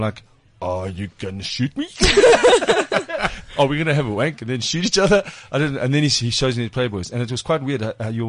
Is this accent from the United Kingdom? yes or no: no; Springs, Gauteng, South Africa; I'm from Springs.